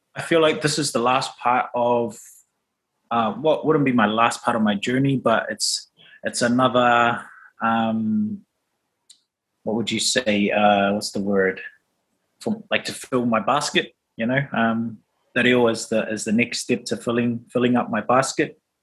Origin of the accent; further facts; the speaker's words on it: Auckland, New Zealand; also born or lived in Rotoiti; So I'm from Rotoiti, but grew up in Auckland.